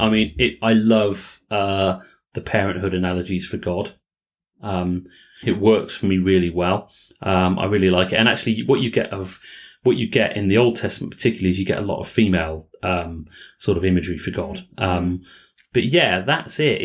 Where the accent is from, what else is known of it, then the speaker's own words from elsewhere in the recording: England, United Kingdom; accent: English; my English accent